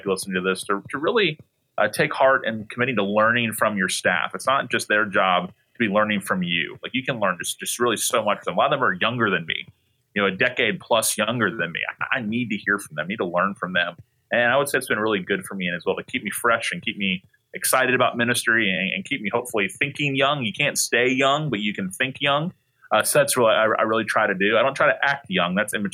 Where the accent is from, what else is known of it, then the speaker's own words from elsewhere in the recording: Tallahassee, Florida, United States; I grew up in Tallahassee